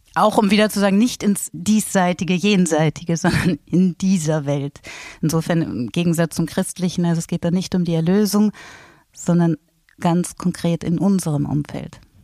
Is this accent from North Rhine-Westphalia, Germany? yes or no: no; Hamburg, Germany; also born or lived in Switzerland; now in Salzburg, Austria; Ich komme aus Hamburg und bin schon sehr, sehr lange aus Hamburg weg